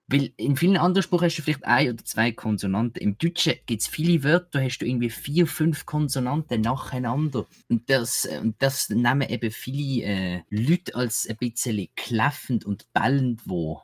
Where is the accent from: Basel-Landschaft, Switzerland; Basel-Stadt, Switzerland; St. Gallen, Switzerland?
Basel-Stadt, Switzerland; Basel; ich als Basler